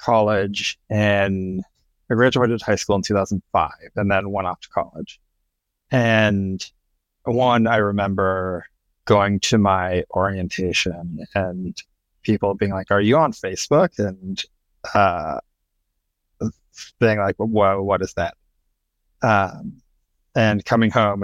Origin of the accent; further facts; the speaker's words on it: Wisconsin, United States; I'm from Wisconsin. It's like farm town, Wisconsin